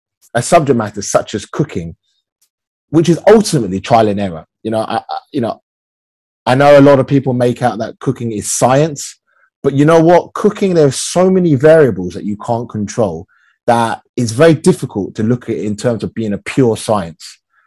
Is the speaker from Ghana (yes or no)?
no; United Kingdom; I am British-born Chinese. So I've navigated my own culture through the lens of growing up in the UK